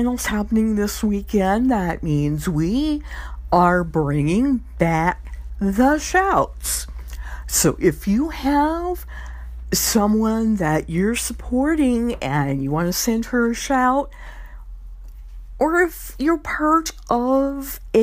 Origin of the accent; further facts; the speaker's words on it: Louisiana, United States; Miss Louisiana, my home state